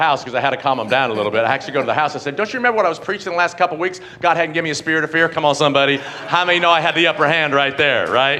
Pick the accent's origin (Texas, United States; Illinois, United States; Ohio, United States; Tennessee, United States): Tennessee, United States; Johnson City; I grew up in Johnson City, Tennessee.